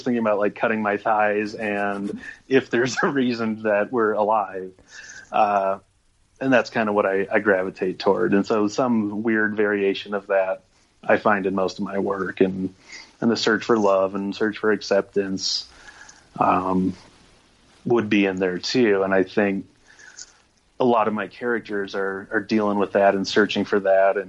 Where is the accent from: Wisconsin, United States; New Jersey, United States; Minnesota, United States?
Minnesota, United States; moved away as an adult; now in Fort Collins, United States; So I moved out from Minnesota to Fort Collins and went to school there.